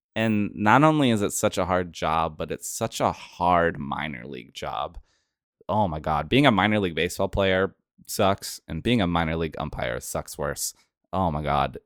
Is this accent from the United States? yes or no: yes; an hour outside of Portland, Oregon, United States; my hometown of, I'm from an hour outside of Portland, Oregon.